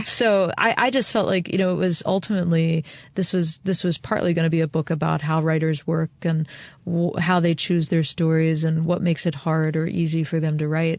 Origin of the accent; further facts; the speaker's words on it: Eastern Shore of Maryland, United States; I was born and raised on the eastern shore of Maryland, and I live one county over from where my parents raised us.